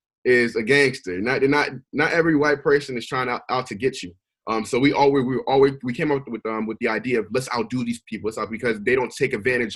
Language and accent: English; Willingboro, New Jersey, United States; also born or lived in Nigeria / Newark, New Jersey; I assimilate more to Philly, just being raised in South Jersey. So I moved to South Jersey in 2003